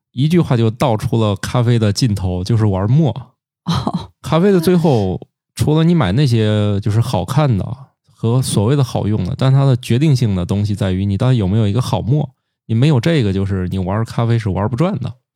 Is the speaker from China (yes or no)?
yes; Zhengzhou, Henan, China; now in Tianjin, China; 我也是在一个棉纺织一条街长大的，啊，郑州那儿哦